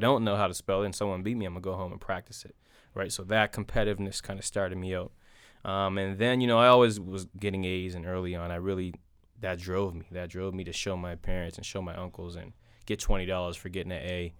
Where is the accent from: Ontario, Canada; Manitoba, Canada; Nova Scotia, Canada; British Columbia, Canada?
Nova Scotia, Canada; North Preston; it's the only place I grew up